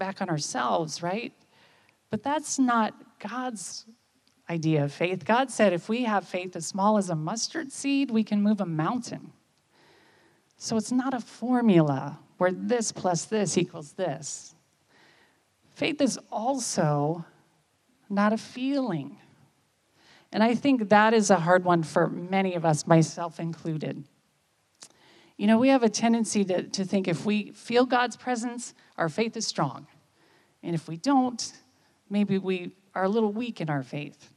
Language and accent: English; United States; I'm from America